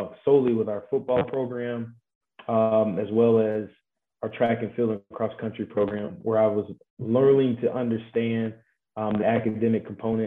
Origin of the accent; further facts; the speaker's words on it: Tallahassee, Florida, United States; I am from the best city in the US of A. That is the Tallahassee, Florida.